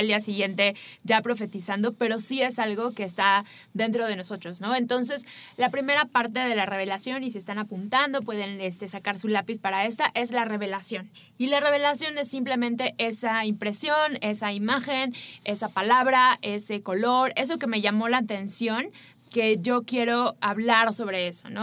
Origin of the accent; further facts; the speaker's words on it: Mexico; para nosotros como mexicanos